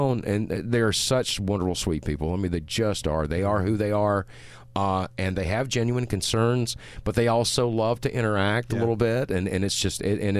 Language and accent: English; Louisiana, United States; well, I'm here from Louisiana, and I'm just going to tell you like